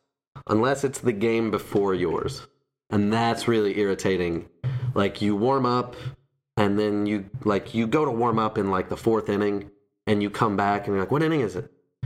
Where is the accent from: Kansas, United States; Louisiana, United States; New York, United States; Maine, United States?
Louisiana, United States; I'm from Louisiana.